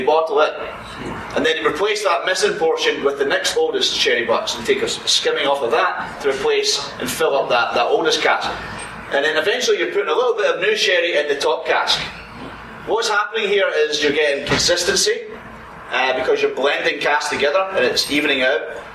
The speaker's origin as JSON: {"language": "English", "region": "Scotland", "country": "United Kingdom", "moved": "as an adult", "lives_now": "United States", "said": "try being Scottish on an American for 10 years."}